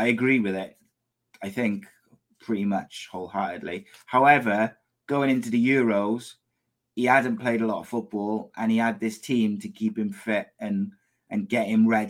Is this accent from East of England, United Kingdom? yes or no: no; Wales, United Kingdom; As a Welshman, where would you like to see Aaron Ramsey play his football